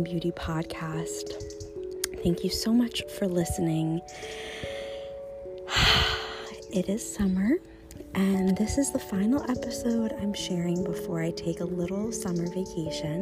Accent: United States; moved away as an adult; now in Copenhagen, Denmark; living abroad in Copenhagen as an American

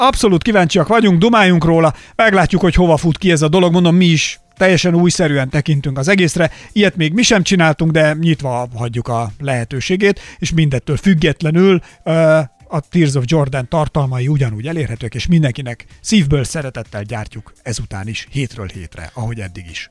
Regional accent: Somogy, Hungary; én Somogyból származom, és nálunk mindig volt például búcsú idején a faluban kövér, sovány foci

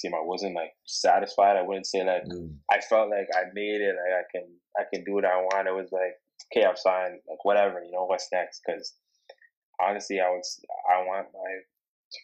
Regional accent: Toronto, Ontario, Canada; now in Oshawa, Canada; I'm from Toronto. I grew up in Toronto.

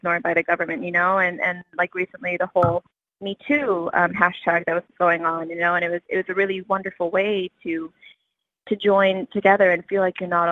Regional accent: Texas, United States; now in New York, United States; I am from Texas, but I live in New York.

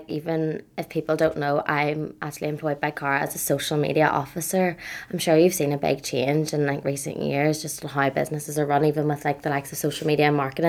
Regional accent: Dungannon, Northern Ireland, United Kingdom; moved away as an adult; now in Belfast, United Kingdom; I'm from Dungannon and, like, the countryside, and I only really moved here when I was 18.

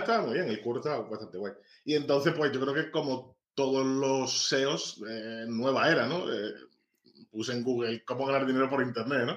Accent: Ceuta, Spain; soy un tipo de Ceuta

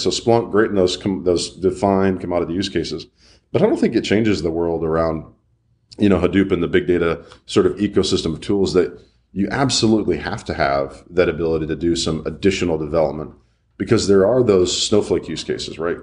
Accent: Birmingham, Alabama, United States; I'm from Birmingham and, uh, used to this hot steaminess

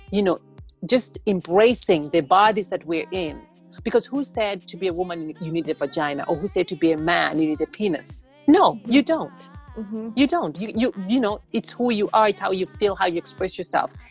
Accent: Tanzania; born there; I was born in Tanzania and then I got adopted by um, my white dad who is single.

